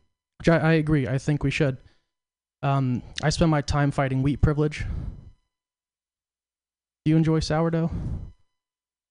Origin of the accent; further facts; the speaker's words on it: Portland, United States; I'm from Portland.